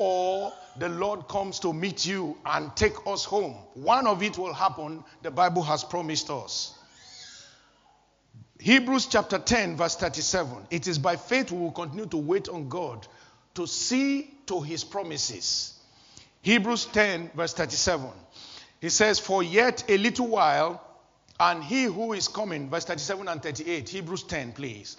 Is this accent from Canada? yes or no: no; Nigeria; moved away; my home country, Nigeria